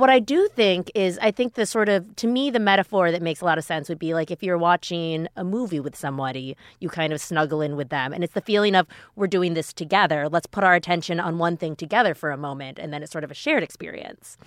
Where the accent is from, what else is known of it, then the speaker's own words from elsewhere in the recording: Minneapolis, Minnesota, United States; I grew up in Minneapolis